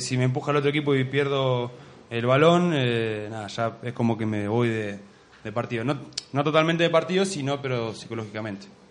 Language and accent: Spanish; Mar del Plata, Buenos Aires Province, Argentina; moved away as an adult; now in Burgos, Spain; también soy de Mar del Plata